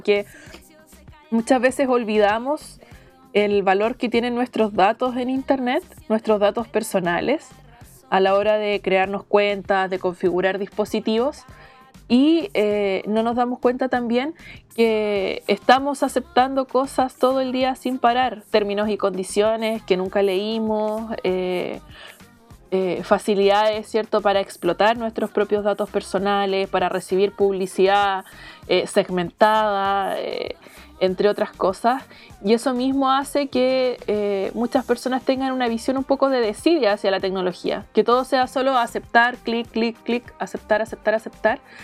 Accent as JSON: {"language": "Spanish", "town": "Talcahuano", "region": "Biobío", "country": "Chile", "tie": "born or raised there", "also_born_or_lived": "Calbuco / Arauco / Cabrero / Chillán", "moved": "as an adult", "lives_now": "Santiago, Chile", "said": "Yo vivo en Santiago, aunque nací y viví en Talcahuano mucho tiempo y, en otras ciudades del sur de Chile, eh, Calbuco, Arauco. Eh, Cabrero, Chillán, entre otras"}